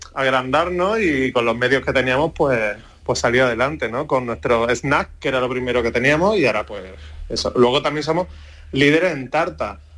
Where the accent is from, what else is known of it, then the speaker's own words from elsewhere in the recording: Andújar, Andalusia, Spain; moved away as an adult; also born or lived in Bogotá, Colombia / Seville; me vine a Andújar, a mi pueblo